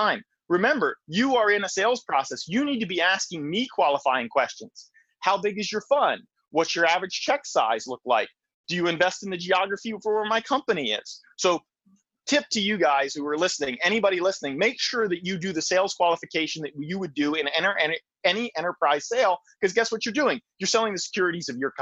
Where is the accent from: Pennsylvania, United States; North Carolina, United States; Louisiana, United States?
Pennsylvania, United States; Lansdale; moved away as an adult; also born or lived in Silicon Valley / Philadelphia; It's where I grew up. I grew up in Lansdale.